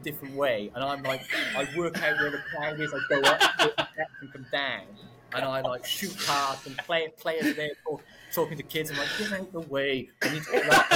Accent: Newport, Wales, United Kingdom; I'm from Newport.

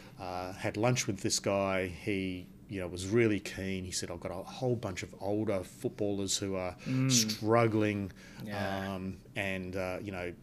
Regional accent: Perth, Western Australia, Australia; And I was born in Perth. I grew up in Perth. I did all my studies in Perth.

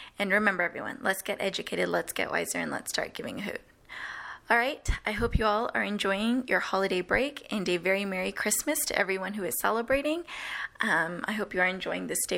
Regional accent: Dallas, Texas, United States; moved away as an adult; now in Austin, United States; I'm a native from Dallas, born and raised. And while I currently reside in Austin

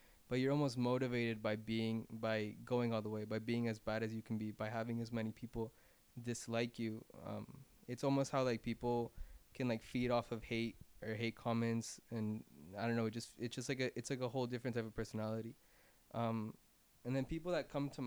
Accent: Miami, Florida, United States; I was born in Miami. My parents, like my entire family's from Barranquilla, Colombia

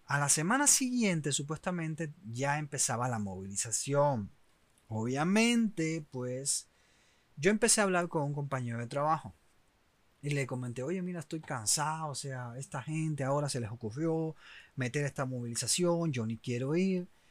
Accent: Oriente, Eastern Cuba, Cuba; moved away; also born or lived in Havana; los que somos de Oriente, pues nos movemos para La Habana muchas veces en busca obviamente de mejores oportunidades

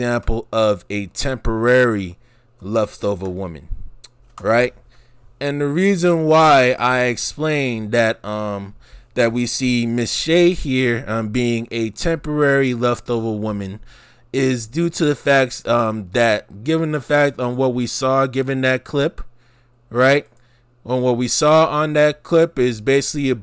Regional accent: New York City, New York, United States; back in my early years growing up in the New York City metropolitan area

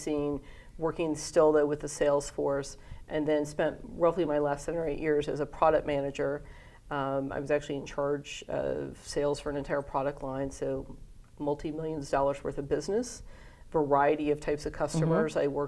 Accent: Atlanta, Georgia, United States; also born or lived in Hawaii; Hawaii and spent most of my childhood in the southeastern United States. I consider Atlanta to be my hometown because we moved there when I was young, and that's where I've been through school and grew up.

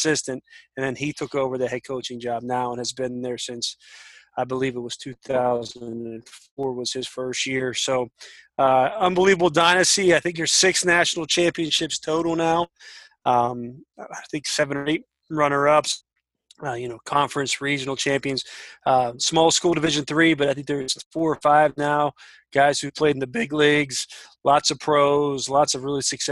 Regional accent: Washington, Pennsylvania, United States; moved away as an adult; also born or lived in Marietta, Ohio; now in Granville, United States; I grew up in Pittsburgh, Pennsylvania, just south of a little town called Washington, PA

